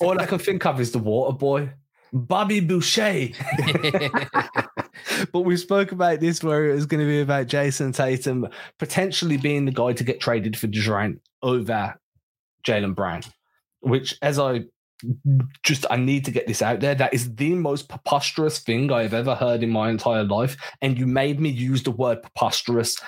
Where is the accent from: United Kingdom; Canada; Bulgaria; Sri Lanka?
United Kingdom; England; We're English